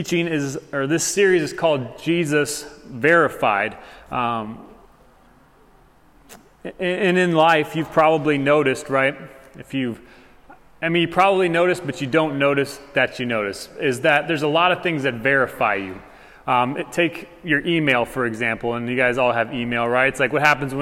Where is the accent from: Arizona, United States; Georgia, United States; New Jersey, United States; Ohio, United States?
Arizona, United States; Tucson; I'm from Tucson